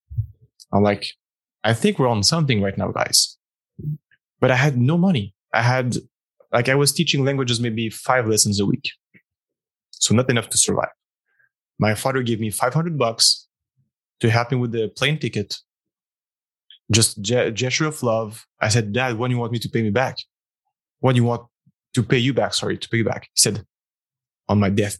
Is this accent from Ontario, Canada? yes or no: no; Montreal, Quebec, Canada; moved away as an adult; also born or lived in former Soviet Union; Montreal. Beautiful Canada, Quebec, Canada, safe family, upper middle class, private education